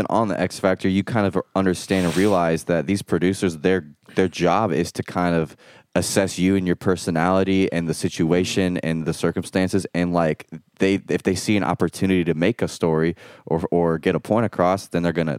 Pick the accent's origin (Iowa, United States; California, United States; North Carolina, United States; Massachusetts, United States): Iowa, United States; And I'm 18. I mean, I grew up in Iowa.